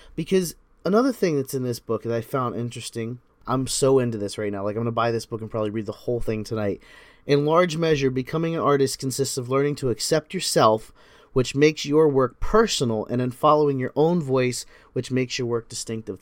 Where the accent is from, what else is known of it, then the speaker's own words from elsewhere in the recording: United States; I'm an American, so we call it soccer